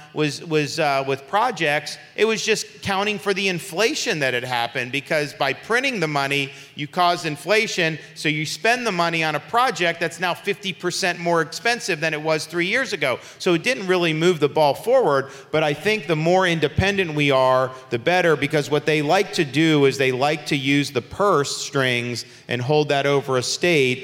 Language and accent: English; Florida, United States; I was born and raised in Florida